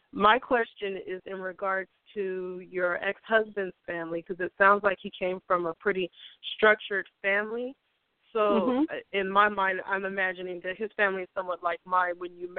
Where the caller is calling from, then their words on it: San Francisco Bay Area, California, United States; I'm calling from the San Francisco Bay Area.